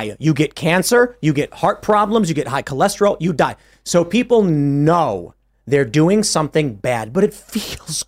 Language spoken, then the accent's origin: English; Chicago, Illinois, United States; now in West Virginia, United States; growing up in Chicago, my upbringing was fucking sex positive liberal across the board.